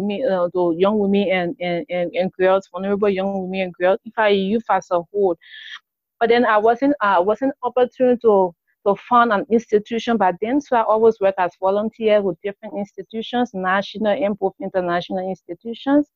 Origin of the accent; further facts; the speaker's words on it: Liberia; I'm from Liberia, a very small country in West Africa